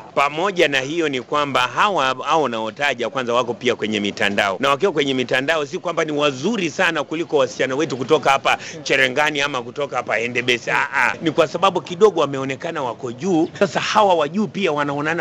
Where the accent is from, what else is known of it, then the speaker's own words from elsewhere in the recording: Kenya; sisi ni Wakenya